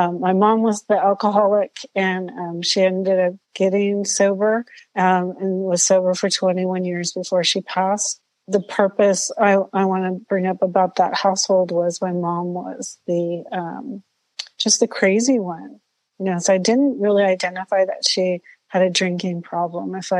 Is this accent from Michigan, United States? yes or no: no; Southern California, United States; I grew up in Southern California, a very loving home, lots of love.